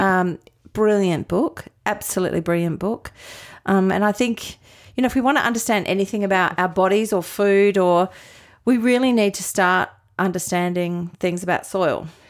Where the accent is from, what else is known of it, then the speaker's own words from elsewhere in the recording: Adelaide, South Australia, Australia; moved away as an adult; also born or lived in Melbourne / Sydney; in Adelaide, so born and bred here